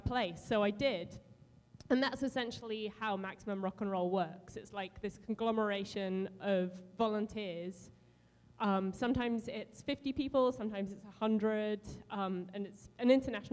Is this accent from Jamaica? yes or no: no; England, United Kingdom; moved away; growing up in England